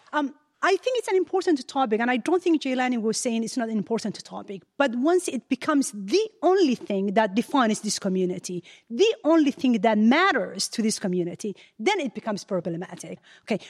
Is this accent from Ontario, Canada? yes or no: yes; Ottawa, Ontario, Canada; moved away as an adult; now in United States; I've got all my education, my whole family's in Ottawa, Canada.